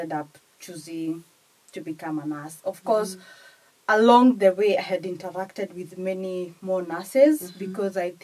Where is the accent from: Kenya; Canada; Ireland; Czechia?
Kenya; English is a second language; moved away as an adult; now in United Kingdom; I am from Kenya to start with, and I've done my studies in Kenya and practiced a little bit in Kenya